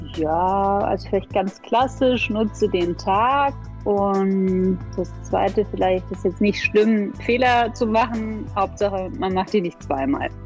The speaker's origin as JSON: {"language": "German", "region": "Berlin", "country": "Germany", "tie": "born or raised there", "also_born_or_lived": "Paris", "said": "dann sind wir aber gleich nach Berlin gegangen, gleich nach meiner Geburt"}